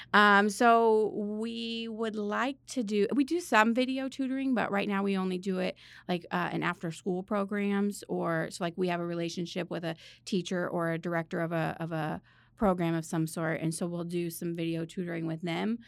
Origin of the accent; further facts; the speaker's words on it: Northern Indiana, United States; moved away as an adult; also born or lived in Missouri; I went to school in Missouri and I'm from Northern Indiana